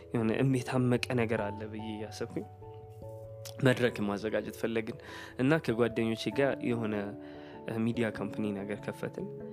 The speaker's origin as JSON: {"language": "Amharic", "region": "Addis Ababa", "country": "Ethiopia", "tie": "born or raised there", "said": "እንደ ማንኛውም አዲስ አበባ እንደተወለደ ሰው አዲስ አበባ ነው የተወለድኩት"}